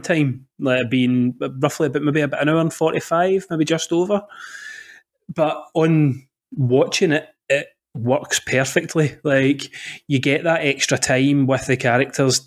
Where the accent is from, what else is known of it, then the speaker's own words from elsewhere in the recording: Scotland, United Kingdom; I'm from Scotland